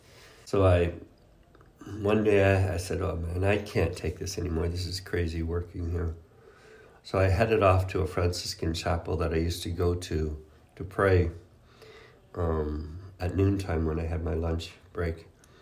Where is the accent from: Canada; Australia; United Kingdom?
Canada; English is a second language; moved away; because I was moving from Canada, from French-Canadian culture, from my family, that's a big family, and leaving all that behind to go and live with, there were 12 other guys